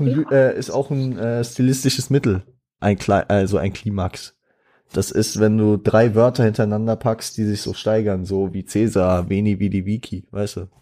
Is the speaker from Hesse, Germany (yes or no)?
yes; Frankfurt, Hesse, Germany; ich bin auch stolzer Frankfurter